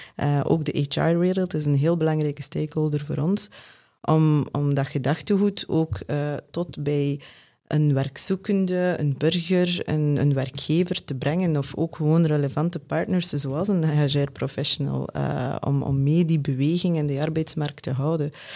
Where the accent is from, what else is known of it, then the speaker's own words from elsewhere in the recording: West Flanders, Belgium; als West-Vlaming